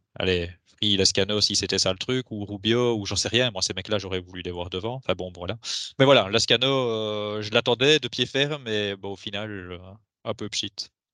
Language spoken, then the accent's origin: French; Belgium; nous en tant que Belges